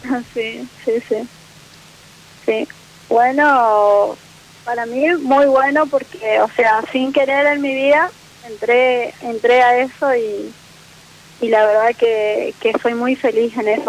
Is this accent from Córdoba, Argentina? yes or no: no; Posadas, Misiones, Argentina; Soy de Posadas Misiones